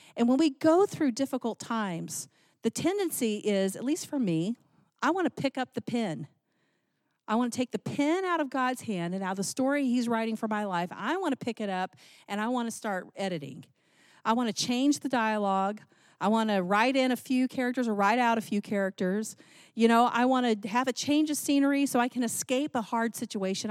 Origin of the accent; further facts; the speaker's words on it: Texas, United States; I grew up in Texas